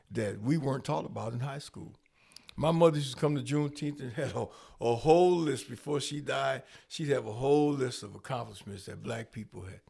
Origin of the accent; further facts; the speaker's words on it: Rockford, Illinois, United States; I'm born and raised in Rockford